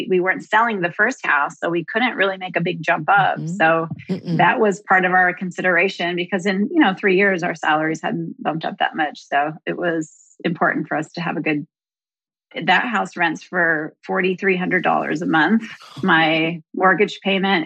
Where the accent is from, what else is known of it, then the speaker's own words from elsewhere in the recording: Midwest, United States; now in Austin, United States; I'm from the Midwest